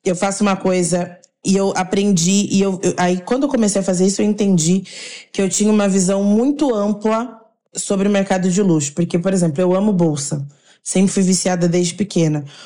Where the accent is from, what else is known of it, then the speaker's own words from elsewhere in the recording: Caxambu, Minas Gerais, Brazil; E sou nascida em Caxambu